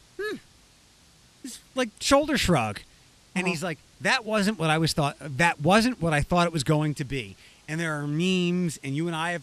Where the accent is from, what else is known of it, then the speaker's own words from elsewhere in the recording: Allentown / Philadelphia area, Pennsylvania, United States; moved away; I was back home working in Allentown, but I also got to work at the station I grew up listening to in Philadelphia.